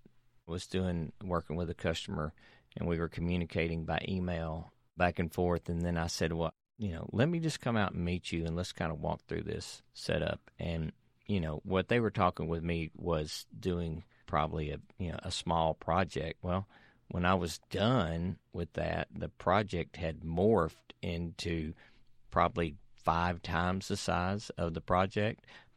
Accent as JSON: {"language": "English", "region": "Tennessee", "country": "United States", "tie": "born or raised there", "said": "I was raised in right outside of Nashville."}